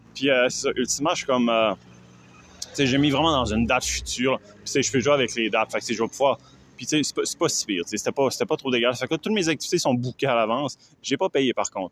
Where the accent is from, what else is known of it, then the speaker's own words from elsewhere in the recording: Canada; je suis Canadien.